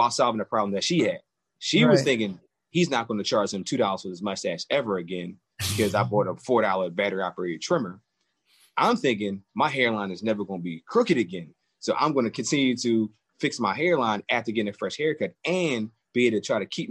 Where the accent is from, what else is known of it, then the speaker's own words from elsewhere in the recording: Philadelphia, Pennsylvania, United States; Born and raised in Philadelphia